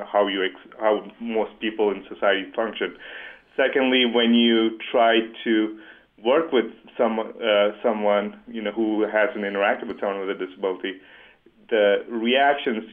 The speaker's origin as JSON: {"language": "English", "region": "Dubai", "country": "United Arab Emirates", "tie": "born or raised there", "moved": "yes", "said": "growing up in Dubai"}